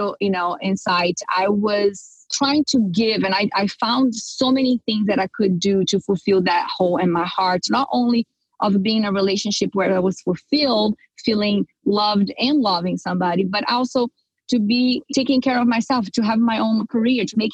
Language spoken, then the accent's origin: English; Brazil; moved away as an adult; now in California, United States; I come from Brazil, and culturally speaking, we are raised, right, to get married, you know, have kids and take care of the house and be a good housewife. So I grew up like, you know, any normal Brazilian girl